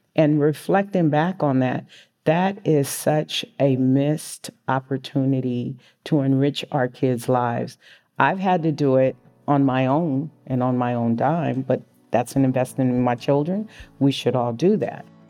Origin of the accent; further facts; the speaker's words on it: San Francisco, California, United States; I was born and raised in San Francisco.